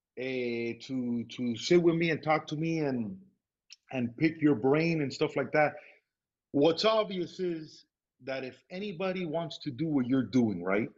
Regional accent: Miami, Florida, United States; we were raised in Miami

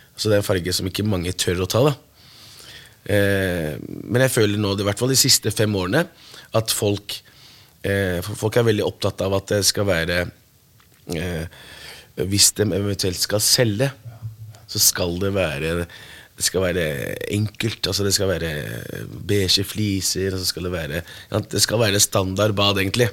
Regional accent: Morocco; now in Norway; Jeg er opprinnelig fra Marokko

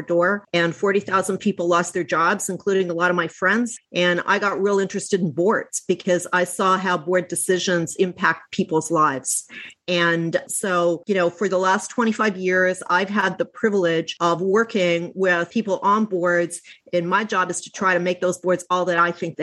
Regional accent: Canada; now in New York, United States; I'm Canadian originally, but I've lived in New York for over 20 years

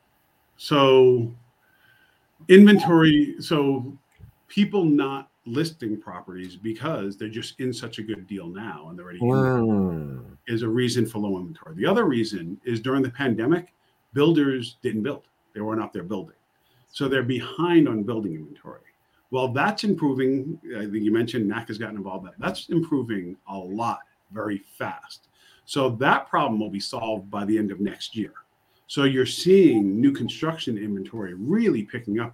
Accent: New York, United States; I'm from New York

